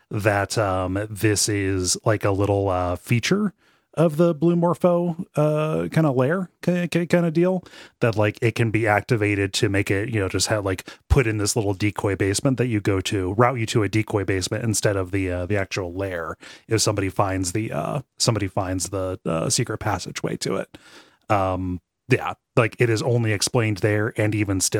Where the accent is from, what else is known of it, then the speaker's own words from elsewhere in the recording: England, United Kingdom; it's a, it's English. I'm English, but I had my, my wife. She was half Italian.